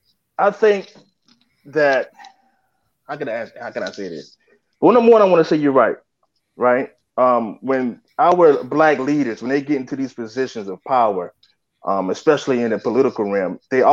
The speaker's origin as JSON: {"language": "English", "town": "Belhaven", "region": "North Carolina", "country": "United States", "tie": "born or raised there", "said": "I grew up in the South, so I know all about fat back and biscuits. I'm from a little small town in North Carolina called Belhaven"}